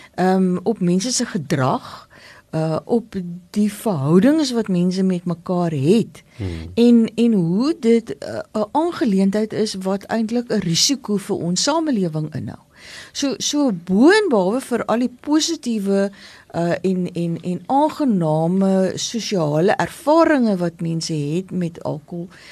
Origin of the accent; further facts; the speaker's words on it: Paarl, Western Cape, South Africa; Ek kom uit die Parel uit.